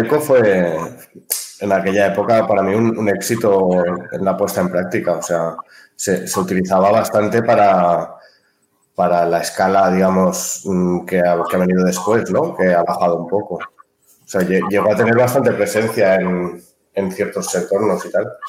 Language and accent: Spanish; Barcelona, Catalonia, Spain; moved away as an adult; now in Ibiza, Spain; vengo de Barcelona, aunque actualmente vivo en Ibiza